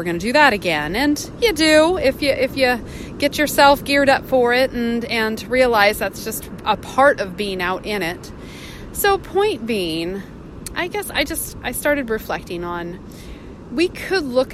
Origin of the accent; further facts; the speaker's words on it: Puget Sound, Northwest, Washington, United States; moved away; also born or lived in California; I grew up on Puget Sound up in the Northwest boating